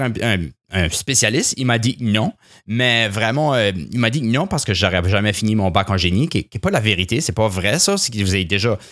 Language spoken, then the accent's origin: French; southeast New Brunswick, Canada; accent: influenced by English; Je, suis originaire du sud-est du Nouveau-Brunswick, alors j'ai un accent qui est assez influencé par l'anglais